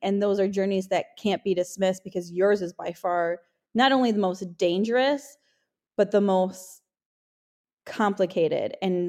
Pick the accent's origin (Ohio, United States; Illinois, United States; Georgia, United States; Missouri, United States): Illinois, United States; Maywood; because I grew up in Maywood, Illinois, which was like the ghetto.